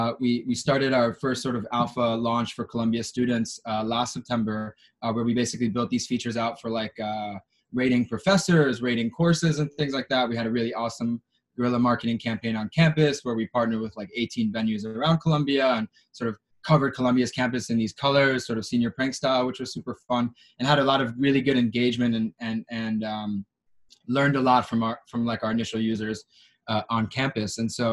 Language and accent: English; Israel; I'm Israeli American. I had the opportunity to serve in the Israeli army in the military intelligence.